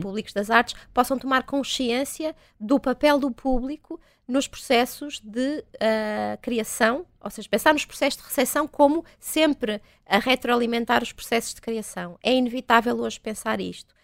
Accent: Vila Nova de Famalicão, Norte, Portugal; eu sou do Val do Ave, né? sou de Vila Nova de Famalicão

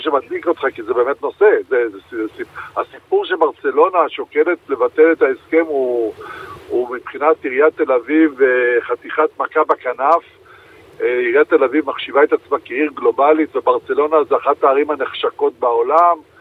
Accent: Rishon LeZion, Central District, Israel; בתור ילד שגדל בראשון לציון

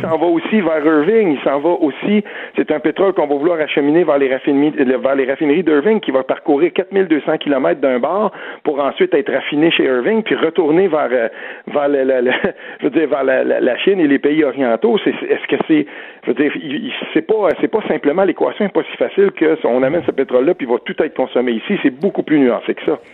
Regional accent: Saint-André-d'Argenteuil, Quebec, Canada; mon coin de pays à Saint-André d'Argenteuil

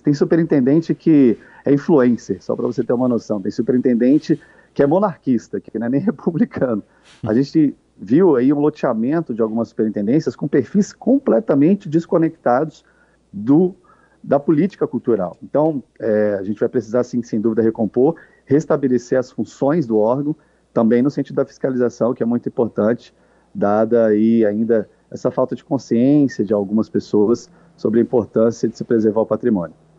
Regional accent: Brasília, Federal District, Brazil; Eu sou brasiliense, eu cresci aqui na Praça dos Três Poderes

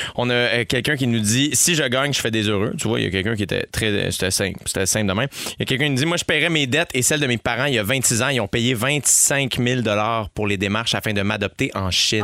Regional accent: Saint-Constant, Quebec, Canada; also born or lived in Montreal; J'ai grandi, je suis né à Saint-Constant en banlieue mm. jusqu'à l'âge de 12 ans. Ensuite de ça, de 12 à 22 en campagne

